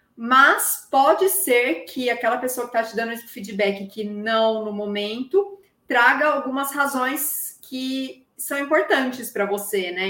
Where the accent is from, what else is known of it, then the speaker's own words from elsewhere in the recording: interior of São Paulo, Brazil; accent: interior; now in São Carlos, Brazil; eu era do interior, zoavam meu sotaque